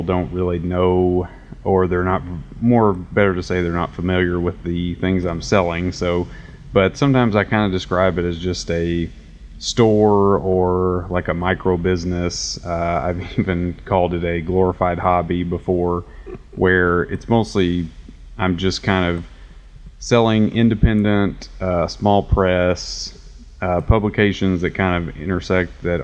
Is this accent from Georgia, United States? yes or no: no; Paducah, Kentucky, United States; moved away as an adult; now in Nashville, United States; I moved from Paducah, Kentucky, which is where I'm from